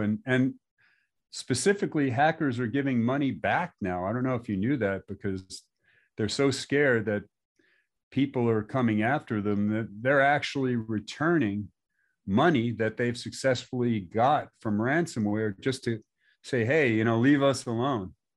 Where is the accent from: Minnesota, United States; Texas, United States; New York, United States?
New York, United States; moved away as an adult; also born or lived in Long Beach, California; my neighborhood where I grew up in New York